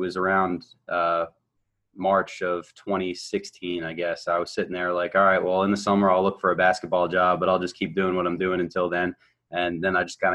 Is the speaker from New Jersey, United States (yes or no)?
yes; New Jersey, United States; moved away as an adult; also born or lived in North Carolina; I grew up in New Jersey, played high school ball in Jersey